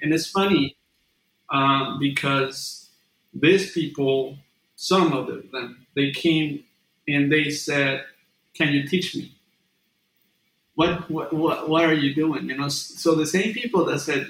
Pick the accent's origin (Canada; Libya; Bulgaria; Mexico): Mexico; moved away as an adult; now in California, United States; when I was back in Mexico